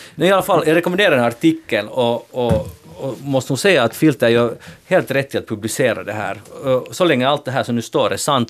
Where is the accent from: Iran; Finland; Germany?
Finland; vi är finlandssvenskar